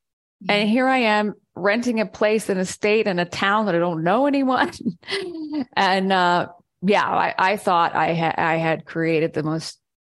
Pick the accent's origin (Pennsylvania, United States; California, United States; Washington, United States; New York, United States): Washington, United States; Seattle; moved away; And I was from Seattle.